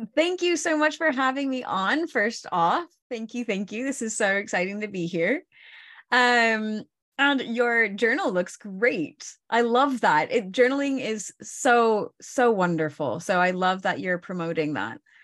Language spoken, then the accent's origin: English; Oregon, United States; moved away as an adult; also born or lived in northern Spain; now in Spain; I'm originally from Oregon.